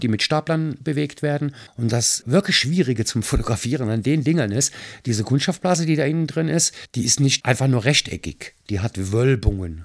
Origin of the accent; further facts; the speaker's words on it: Mayen, Rhineland-Palatinate, Germany; in meinem Heimatort Mayen, wo mein Papa bevor es ein Fotostudio war, als Heizer auf einer Dampflok gearbeitet mhm. hat. Ich kannte also als Kind dieses Studio schon